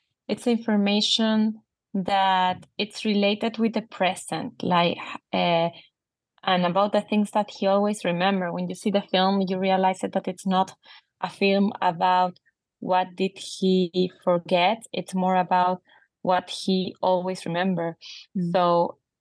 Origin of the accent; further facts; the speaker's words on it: Chile; I grew up seeing in Chilean television Augusto programs